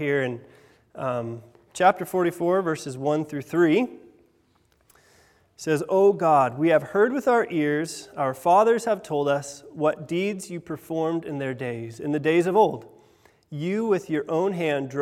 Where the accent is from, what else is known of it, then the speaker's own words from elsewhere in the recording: Washington, United States; now in England; I'm from Washington State